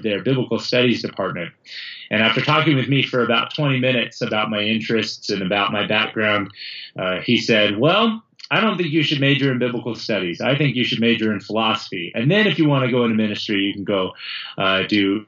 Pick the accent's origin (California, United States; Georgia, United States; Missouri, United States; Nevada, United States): California, United States; I went through a public school system growing up in California